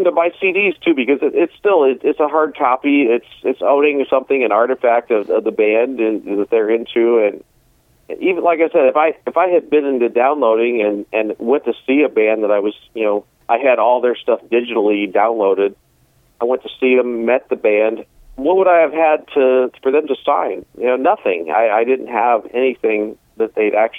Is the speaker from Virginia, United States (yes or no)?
no; Lima, Ohio, United States; my hometown in Lima